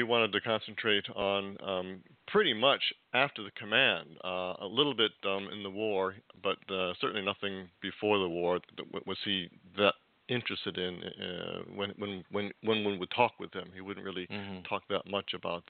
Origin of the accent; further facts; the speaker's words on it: California, United States; as a Californian